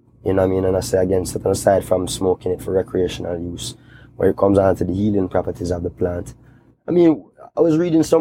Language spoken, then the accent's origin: English; Kingston, Jamaica; I grew up in Kingston